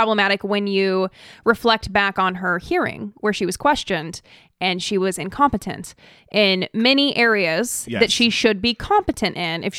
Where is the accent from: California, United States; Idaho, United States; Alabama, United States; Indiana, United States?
Idaho, United States; So where I grew up in Idaho